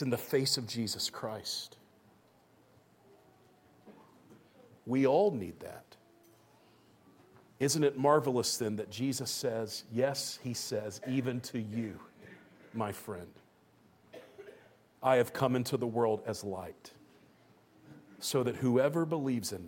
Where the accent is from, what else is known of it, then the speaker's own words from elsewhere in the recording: Georgia, United States; When I was a little boy growing up in Georgia in the early 1990s